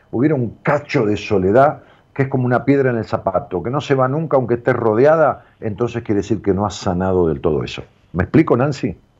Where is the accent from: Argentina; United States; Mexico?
Argentina; outskirts of Buenos Aires; donde yo nací, que es una ciudad en las afueras de, la capital de Buenos Aires, este, también le digo mi pueblo